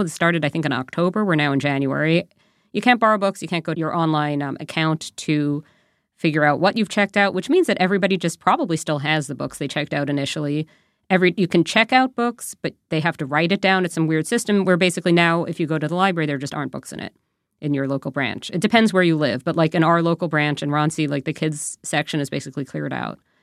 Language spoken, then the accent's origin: English; New York, United States; now in Canada; I'm from New York originally